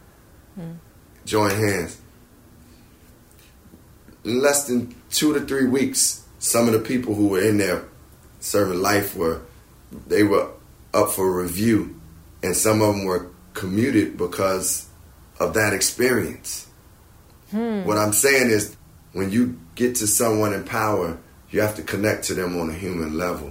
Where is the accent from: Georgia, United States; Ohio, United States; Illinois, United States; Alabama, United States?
Illinois, United States; Chicago; I'm a black man from Chicago